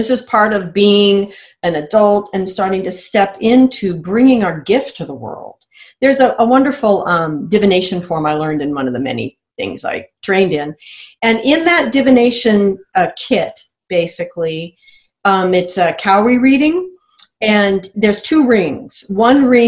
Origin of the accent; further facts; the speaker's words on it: United States; I'm American